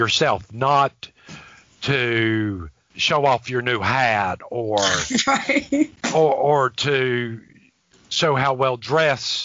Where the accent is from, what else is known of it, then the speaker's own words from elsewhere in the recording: the South, United States; I was raised in the South.